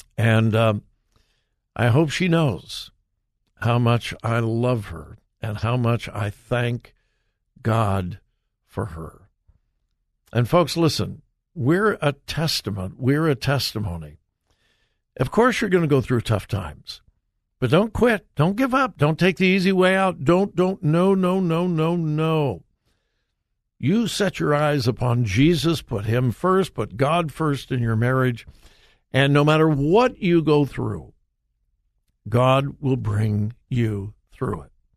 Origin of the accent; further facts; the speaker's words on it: United States; I, as an American